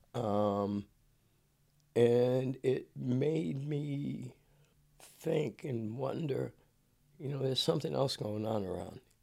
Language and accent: English; Cambridge, Massachusetts, United States; moved away as an adult; now in California, United States; coming out of Cambridge, it, it, it, called the University City, the Republic of Cambridge